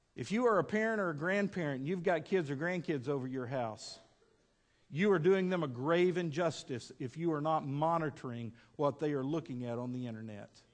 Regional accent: West Texas, United States; now in Fort Smith, United States; when I was a kid growing up in West Texas

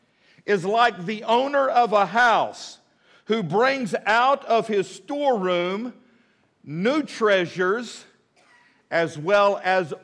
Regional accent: Midland, Texas, United States; now in Fort Smith, United States; I grew up in Midland, Texas

